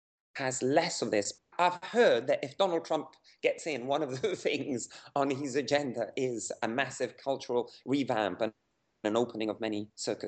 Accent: Havana, Cuba; Yeah, I wasn't born, but I grew up in Havana. Yeah, my parents were communists in the late 60s, and in their quest to find an alternative life, they moved to Havana. So I grew up there

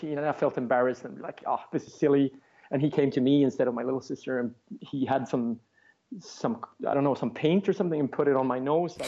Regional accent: Sweden; English is a second language; my little hometown in Sweden

